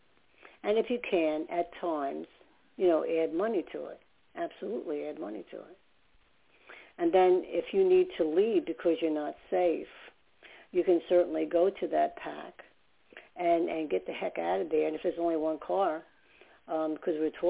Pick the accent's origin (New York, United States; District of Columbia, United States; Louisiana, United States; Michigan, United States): New York, United States; also born or lived in New Jersey / Staten Island; I talk so fast because I'm from New York